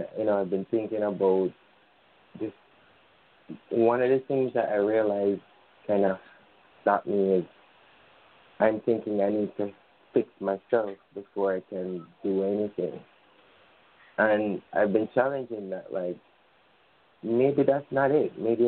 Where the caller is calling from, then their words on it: Jamaica; It's good to calling from Jamaica.